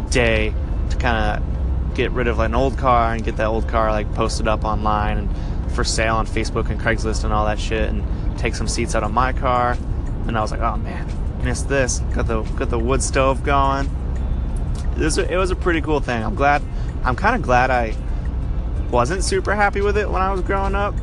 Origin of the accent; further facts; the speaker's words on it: Belgrade, Maine, United States; moved away as an adult; growing up in Maine, I grew up like in a town called Belgrade. It was uh, in between Waterville and Augusta, which is like central Maine